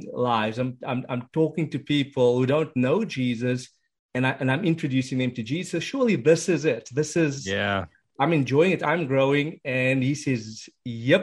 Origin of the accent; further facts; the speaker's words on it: South Africa; moved away as an adult; now in United States; originally, I am from the beautiful country of South Africa. That's where I was born and raised. Spent the first 30 years of my life over there.